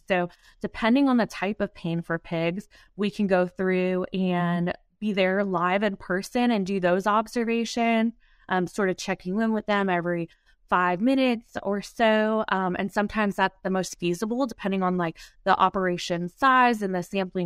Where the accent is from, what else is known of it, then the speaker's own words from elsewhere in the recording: Ohio, United States; moved away; also born or lived in North Carolina; I'm originally from Ohio, grew up in 4-H